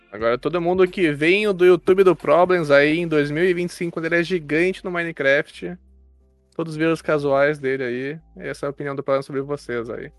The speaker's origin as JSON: {"language": "Portuguese", "area": "Gaúcho", "region": "Rio Grande do Sul", "country": "Brazil", "said": "eu sou gaúcho"}